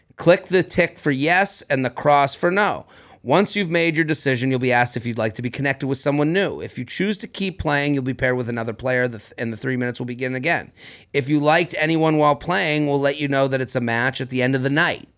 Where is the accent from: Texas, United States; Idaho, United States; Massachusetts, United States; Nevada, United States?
Massachusetts, United States; Boston; now in New York City, United States; as a Bostonian